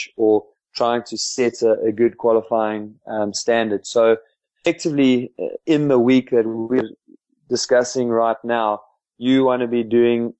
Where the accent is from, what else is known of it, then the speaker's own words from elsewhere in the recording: just outside Bethal, Mpumalanga, South Africa; we grew up just outside Belcom